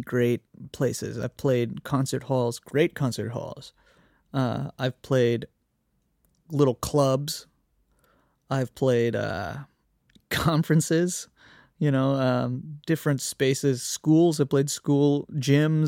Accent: Austin, Texas, United States; now in New York City, United States; I'm a musician from Austin, Texas, currently living in New York City

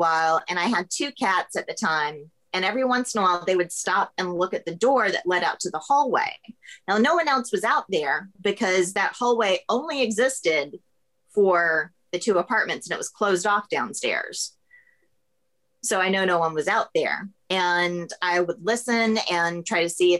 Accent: Florida, United States; now in Savannah, United States; I grew up in Florida

